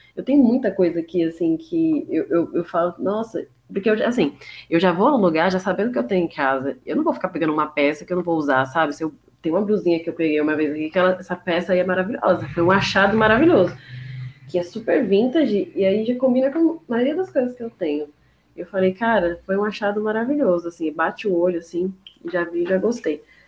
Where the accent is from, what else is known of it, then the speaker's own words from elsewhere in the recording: São Paulo, Brazil; eu sou paulista mesmo